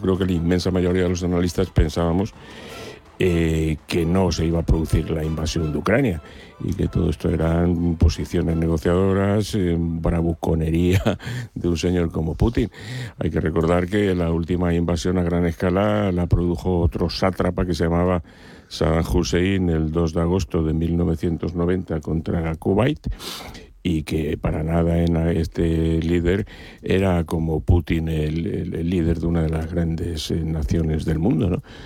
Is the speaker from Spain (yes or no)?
yes; Spain; nosotros como ciudadanos españoles